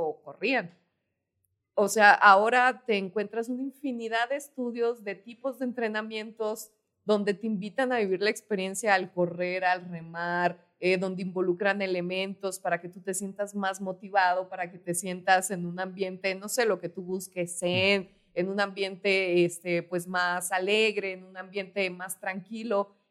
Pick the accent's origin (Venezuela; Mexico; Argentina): Mexico; Parral, Chihuahua; yo de donde soy, de Parral, Chihuahua